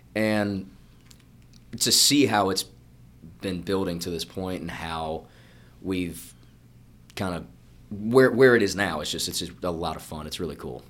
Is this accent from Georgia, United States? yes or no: yes; Georgia, United States; moved away as an adult; now in Nashville, United States; I'm from Georgia